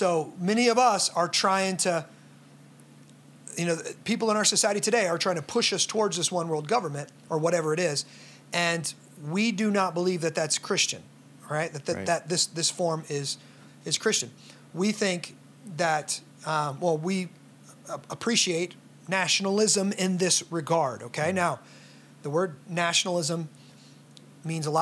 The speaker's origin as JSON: {"language": "English", "country": "United States", "said": "I'm from America."}